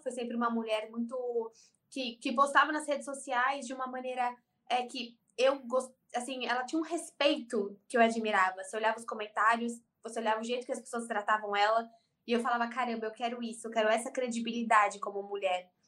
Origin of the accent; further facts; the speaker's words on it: São Paulo, Brazil; eu sou de São Paulo